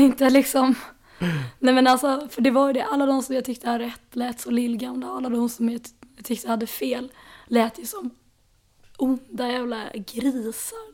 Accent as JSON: {"language": "Swedish", "town": "Stockholm", "region": "Stockholm County", "country": "Sweden", "tie": "born or raised there", "said": "jag är ju också född här på Södermalm"}